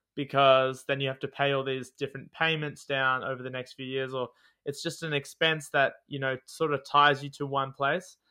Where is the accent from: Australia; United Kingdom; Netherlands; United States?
Australia; also born or lived in Newcastle, New South Wales; I am an Australian.